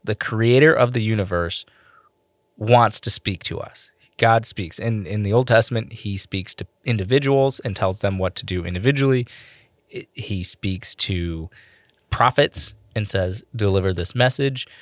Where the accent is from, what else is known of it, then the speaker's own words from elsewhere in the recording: Michigan, United States; accent: Michigan; my Michigan accent